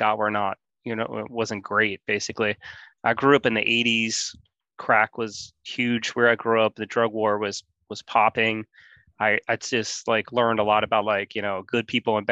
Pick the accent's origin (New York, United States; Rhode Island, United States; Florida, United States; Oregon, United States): New York, United States; New York City; I grew up in Queens, New York, like sort of in this little peninsula called Rockaway